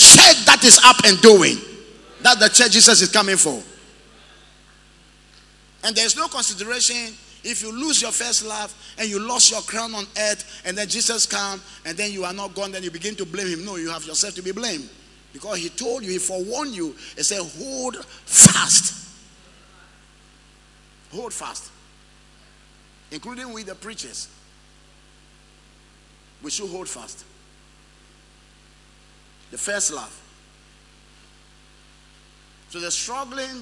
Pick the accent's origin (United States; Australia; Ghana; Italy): Ghana; Tegbi, Volta; moved away; I was in my hometown the other day, Tegbi